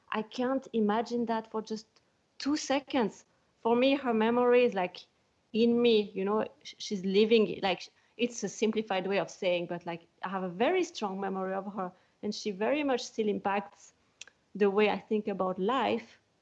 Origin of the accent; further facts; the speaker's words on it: Switzerland; moved away as an adult; also born or lived in California; now in Scotland, United Kingdom; I am from Switzerland